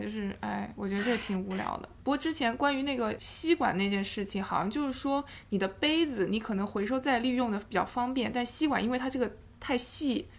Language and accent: Chinese; Jiangnan, China; now in New York, United States; 我们不是在江南长大